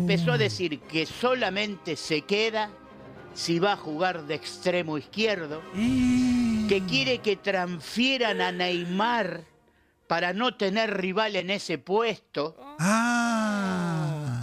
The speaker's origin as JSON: {"language": "Spanish", "country": "Argentina", "said": "como argentino"}